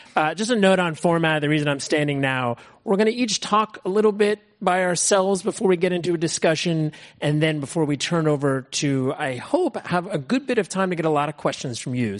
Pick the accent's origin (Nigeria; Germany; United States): United States; Berkeley, California; also born or lived in San Francisco; now in Marin, United States; I grew up in the Bay Area. I grew up in Berkeley in San Francisco